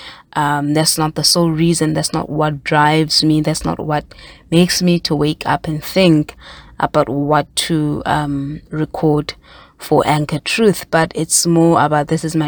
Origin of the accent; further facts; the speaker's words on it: South Africa; myself as a South African woman